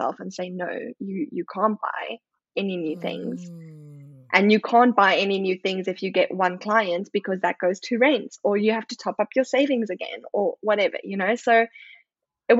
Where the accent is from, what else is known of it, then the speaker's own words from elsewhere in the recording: South Africa; moved away; I'm obviously South African